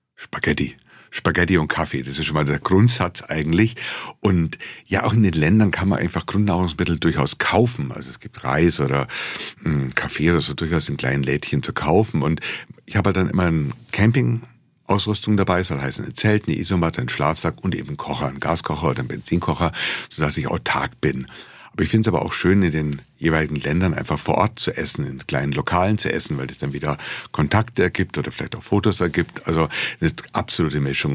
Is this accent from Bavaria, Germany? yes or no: yes; Munich, Bavaria, Germany; als Bayer oder als Münchner